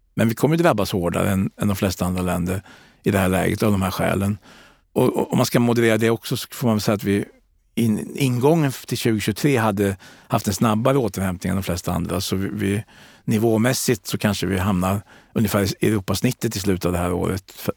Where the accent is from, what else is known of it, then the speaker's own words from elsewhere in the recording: Sweden; där jag kommer ifrån i Kalmar och Kronobergs län